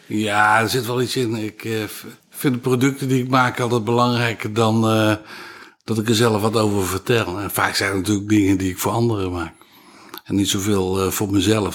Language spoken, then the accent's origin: Dutch; 's-Hertogenbosch, North Brabant, Netherlands; moved away as an adult; also born or lived in Castricum; bos, in de Schilderstraat, in het centrum, tot mijn achttiende gewoond